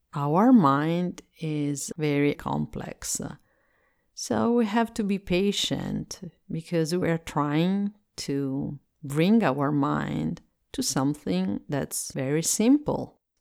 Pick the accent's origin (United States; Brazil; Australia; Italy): Italy; English is a second language; I am Italian and I live in Italy, and so I speak English as a second language